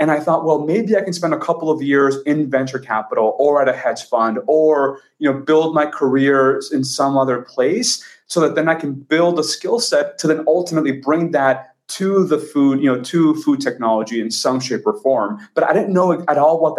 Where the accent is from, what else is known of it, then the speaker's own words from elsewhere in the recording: Texas, United States; moved away as an adult; now in San Francisco, United States; I grew up in Texas and I'm Mexican by heritage